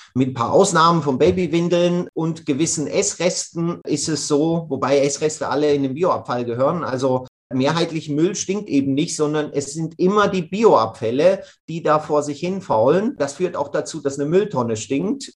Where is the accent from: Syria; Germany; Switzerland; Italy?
Switzerland; bei uns in der Schweiz, wir trennen das eigentlich schon seit den 80er Jahren. Und so bin ich mit dem Bioeimer auf dem Balkon aufgewachsen